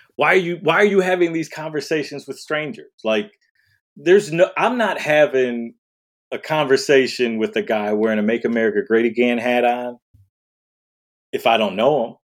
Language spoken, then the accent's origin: English; Detroit, Michigan, United States; I grew up in Detroit, so I was around black people